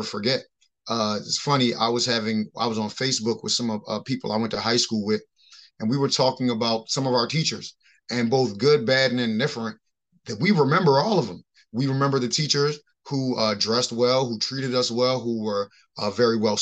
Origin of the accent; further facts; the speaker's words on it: Baltimore, Maryland, United States; I grew up in Baltimore City